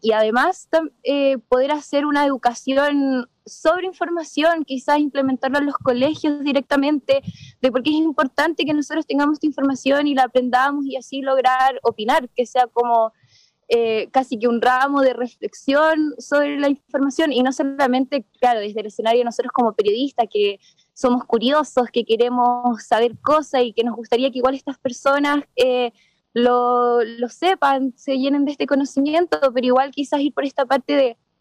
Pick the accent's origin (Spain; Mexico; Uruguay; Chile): Chile; Choapa, Coquimbo; de chica salí del colegio de Chuapa